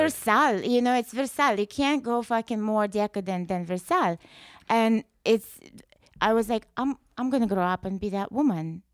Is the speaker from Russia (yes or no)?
yes; Russia; English is a second language; moved away as an adult; now in United States